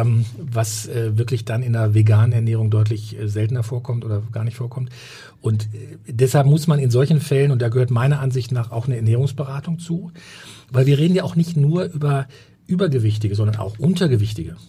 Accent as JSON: {"language": "German", "area": "Sauerland", "region": "North Rhine-Westphalia", "country": "Germany", "tie": "born or raised there", "also_born_or_lived": "Ruhr area / Berlin", "moved": "as an adult", "lives_now": "Hamburg, Germany", "said": "ich komme aus dem Ruhrgebiet und ähm, beziehungsweise dann auch äh, groß geworden im Sauerland"}